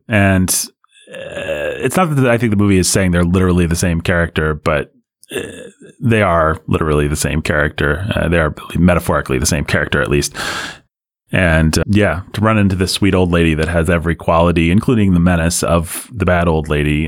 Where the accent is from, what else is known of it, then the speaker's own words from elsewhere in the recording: United States; as an American